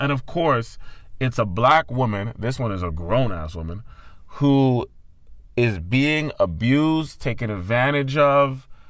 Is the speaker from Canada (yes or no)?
yes; Brampton, Ontario, Canada; I grew up around the time of Shatta's. And I grew up in Brampton, which has a high Caribbean population.